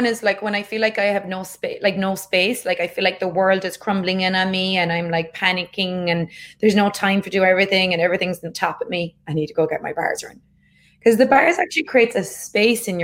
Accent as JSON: {"language": "English", "country": "Ireland", "tie": "born or raised there", "said": "growing up in Ireland"}